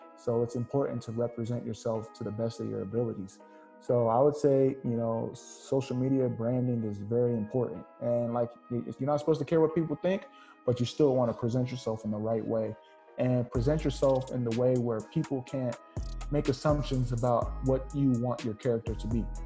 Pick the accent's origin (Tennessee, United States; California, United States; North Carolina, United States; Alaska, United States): California, United States; I grew up first generation Nigerian American, uh, born and raised in California